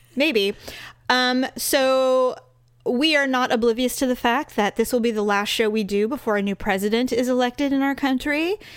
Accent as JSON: {"language": "English", "area": "the Bay Area", "region": "California", "country": "United States", "tie": "born or raised there", "said": "I was born in born there"}